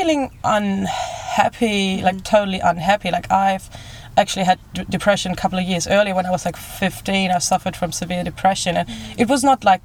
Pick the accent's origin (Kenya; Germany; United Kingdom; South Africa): Germany; moved away as an adult; I'm from Germany